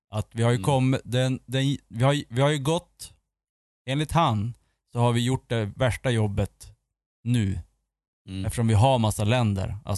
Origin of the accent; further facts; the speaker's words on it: Sweden; Ja, men jag är svensk.